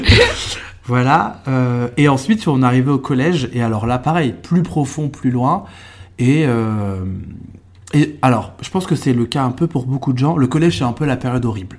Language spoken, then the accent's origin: French; Eure-et-Loir, Centre-Val de Loire, France; born or raised there; also born or lived in Trappes, Yvelines